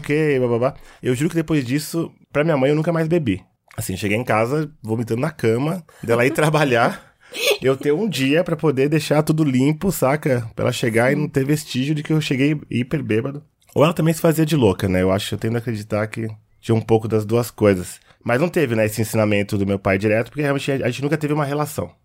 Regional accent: Osasco, São Paulo, Brazil; Eu cresci na quebrada em Osasco

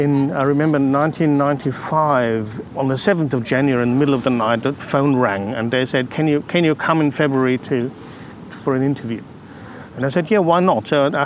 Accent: Munich, Bavaria, Germany; English is a second language; moved away as an adult; also born or lived in Austria / Kiel, Germany; now in Australia; And there we stayed for 3 years, and then we went to Munich. So basically, most of my growing up from the age of six was done in Munich. I went to school there, studied there.

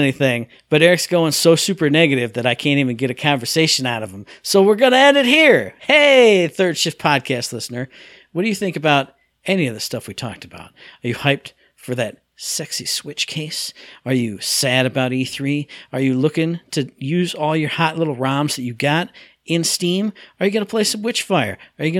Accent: United States; I'm American. I don't think about

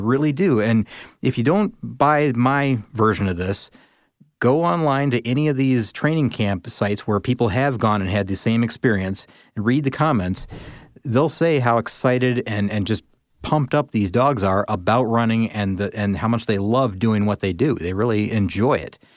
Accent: Midwest, United States; I grew up in the Midwest

